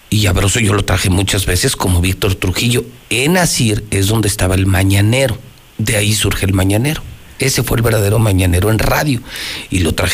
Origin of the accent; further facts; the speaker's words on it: Mexico; si soy mexicano, parezco europeo